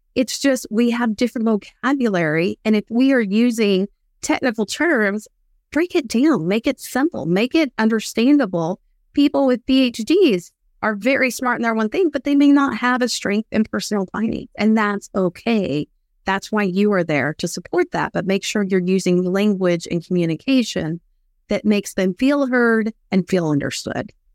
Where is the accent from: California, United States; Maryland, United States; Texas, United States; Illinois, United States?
Texas, United States; West; I grew up in West Texas